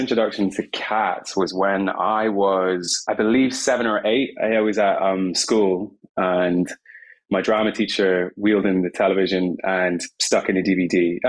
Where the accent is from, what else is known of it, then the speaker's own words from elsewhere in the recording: Scotland, United Kingdom; By the way, I'm Scottish. I'm half Scottish. Okay. My parents are English, so my accent might sound confusing.